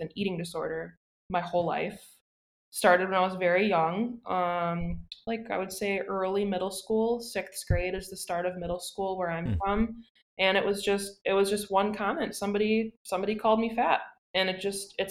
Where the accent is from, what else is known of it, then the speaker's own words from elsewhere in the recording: Plymouth, Wisconsin, United States; moved away as an adult; now in Green Bay, United States; I'm from a small town called Plymouth. Plymouth is about 1.5 hours down south.